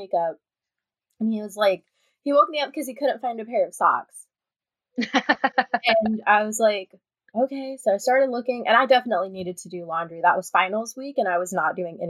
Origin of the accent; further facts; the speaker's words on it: Midwest, United States; moved away as an adult; We're from the Midwest where bugs and animals go away for like 6 months out of the year.